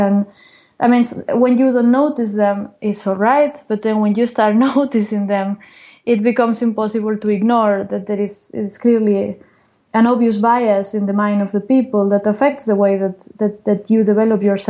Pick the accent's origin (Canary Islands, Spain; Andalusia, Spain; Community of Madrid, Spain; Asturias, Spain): Asturias, Spain; Gijón; moved away; also born or lived in Oviedo / Santander; I was born in Gijón, that is one town in the Atlantic coast in the north. Mm-hmm. And I went to the university in Oviedo, that is very close